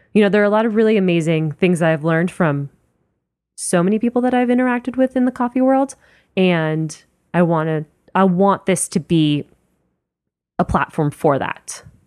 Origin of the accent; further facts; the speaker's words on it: Miami, Florida, United States; moved away; when I go home to Miami, which is where I'm from